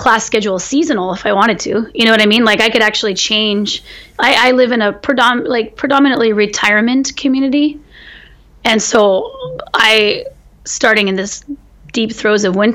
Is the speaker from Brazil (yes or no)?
no; California, United States; as a Californian, and also as a farmer in California, which is my family was farming